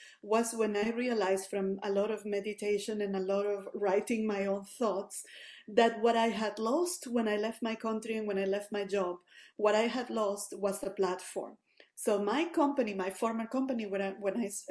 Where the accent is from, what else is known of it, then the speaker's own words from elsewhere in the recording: Venezuela; moved away as an adult; now in Canada; I'm originally from Venezuela, moved here in the early 2019.